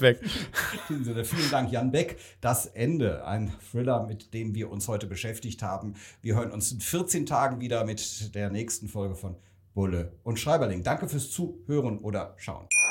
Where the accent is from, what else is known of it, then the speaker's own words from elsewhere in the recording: Rhineland, Germany; komme ich auch aus dem Rheinland